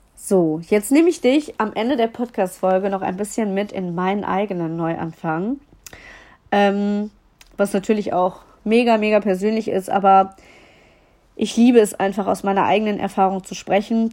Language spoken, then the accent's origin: German; Düsseldorf, North Rhine-Westphalia, Germany; ich komme aus Düsseldorf